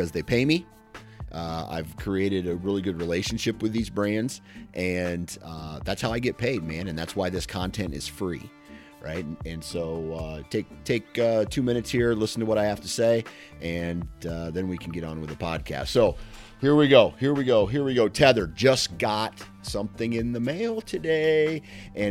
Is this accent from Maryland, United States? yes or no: no; Iowa, United States; I'm from Iowa